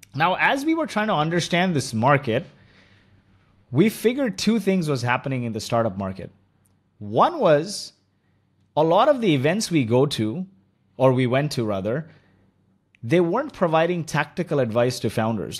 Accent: Kuwait; moved away; also born or lived in India; my childhood was spent, you know, I was born in Kuwait

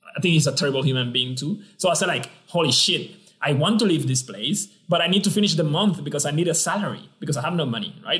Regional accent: San Juan, Puerto Rico; moved away as an adult; also born or lived in Belgium / China; I'm from uh, Rio Piedras, Puerto Rico. I was born in Puerto Rico and I studied my undergrad and my graduate studies in Puerto Rico

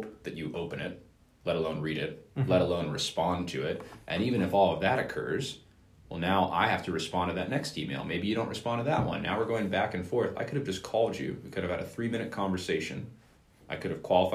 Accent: Bay Area, Silicon Valley, California, United States; growing up in the Bay Area, in the Silicon Valley

